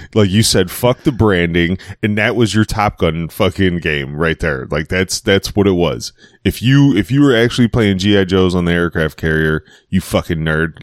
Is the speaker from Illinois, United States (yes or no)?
yes; Chicago, Illinois, United States; I'm from Chicago